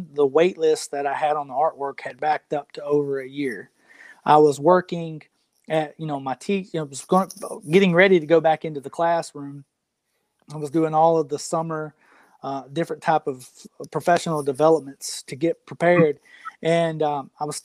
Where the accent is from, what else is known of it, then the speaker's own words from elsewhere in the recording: Tupelo, Mississippi, United States; I was born in Tupelo, which is Elvis's hometown. So, that's what our hometown's known for